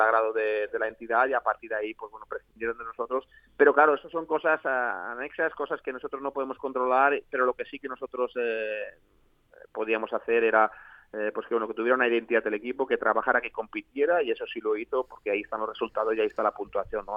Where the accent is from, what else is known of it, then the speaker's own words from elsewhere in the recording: L'Alcúdia, Valencian Community, Spain; un chico pues bueno nacido en, la Alcudia eh, que bueno principalmente nuestra nuestra vida es vivir del campo y, y, trabajar en el campo como lo había hecho hasta los 17 años